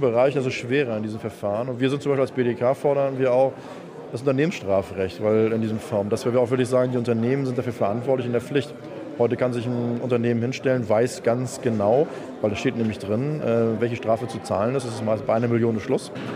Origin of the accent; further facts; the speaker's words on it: Germany; bei uns in Deutschland